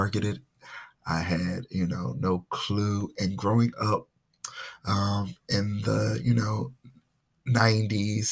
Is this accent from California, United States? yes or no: no; Philadelphia, Pennsylvania, United States; I was born and raised in Philadelphia, Mount Airy section